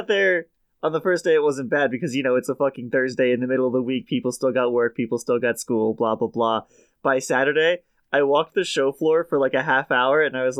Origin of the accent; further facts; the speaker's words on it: Connecticut, United States; I grew up in Connecticut and have lived here for 20 years